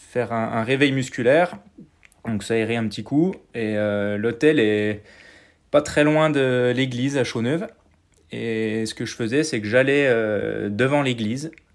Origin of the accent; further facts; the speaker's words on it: Mouthe, Bourgogne-Franche-Comté, France; je suis né à Mout, euh, qui est un village qui est à, moins de 10 km du, site. Donc euh, j'y ai grandi